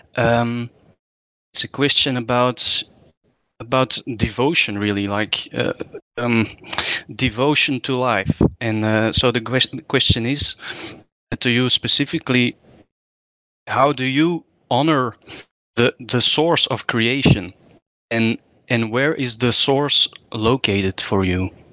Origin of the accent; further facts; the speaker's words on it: Antwerp, Flanders, Belgium; I'm from Antwerp, Belgium, staying on the European continent together with Camille